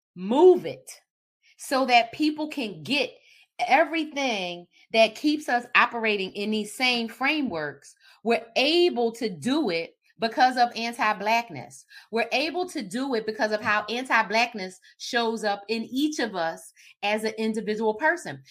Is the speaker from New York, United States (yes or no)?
no; Philadelphia, Pennsylvania, United States; I'm from Philly